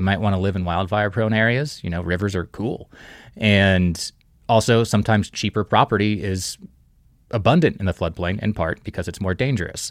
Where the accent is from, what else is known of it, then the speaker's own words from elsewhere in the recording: Kansas City, Kansas, United States; now in Livingston, United States; I grew up in Kansas City, born on the Missouri side, raised on the Kansas side